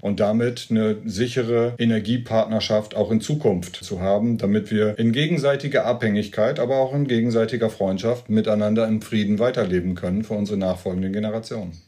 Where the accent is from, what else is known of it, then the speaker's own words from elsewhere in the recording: East Frisia, Lower Saxony, Germany; Ich komme ja aus Ostfriesland